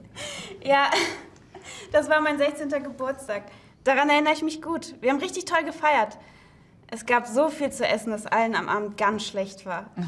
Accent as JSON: {"language": "German", "country": "Syria", "tie": "born or raised there", "moved": "yes", "said": "meine Heimatstadt in Syrien"}